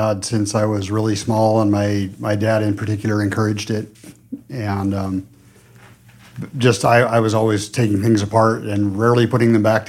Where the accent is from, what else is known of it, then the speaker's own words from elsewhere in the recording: north of Denver, Colorado, United States; I'm from Colorado, north of Denver.